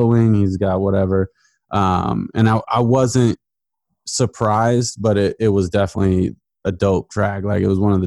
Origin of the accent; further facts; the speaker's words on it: Portland, Oregon, United States; moved away as an adult; also born or lived in Virginia; growing up in Portland